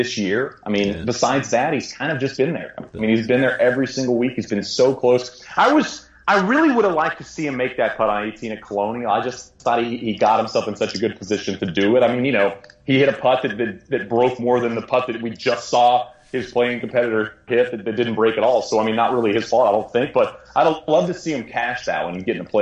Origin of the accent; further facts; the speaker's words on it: United States; as an American.